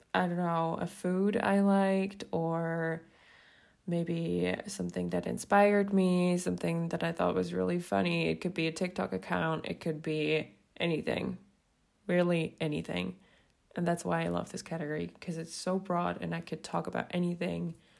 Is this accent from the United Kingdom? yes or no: no; Switzerland; English is a second language; I'm from Switzerland. So also, quick disclaimer, English isn't my first language